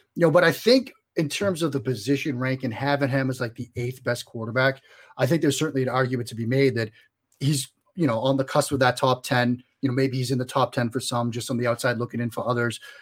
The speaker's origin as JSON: {"language": "English", "town": "Boston", "region": "Massachusetts", "country": "United States", "said": "if my accent doesn't give it away, I'm originally from the Boston area"}